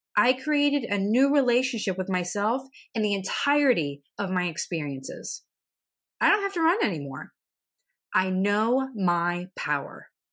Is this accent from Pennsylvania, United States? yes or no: yes; central Pennsylvania, United States; To be from central Pennsylvania